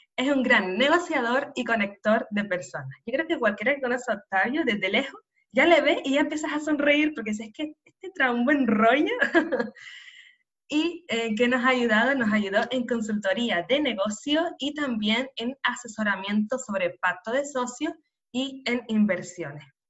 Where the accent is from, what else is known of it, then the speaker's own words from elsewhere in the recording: Canary Islands, Spain; nacida en Canarias